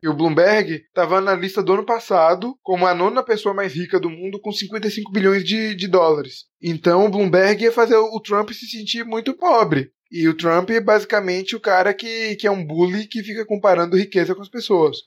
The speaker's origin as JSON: {"language": "Portuguese", "country": "Brazil", "said": "a gente é brasileiro"}